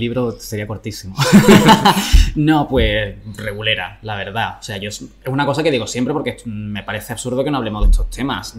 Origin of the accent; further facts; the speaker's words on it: Jerez de la Frontera, Andalusia, Spain; en Jerez, que es de donde yo soy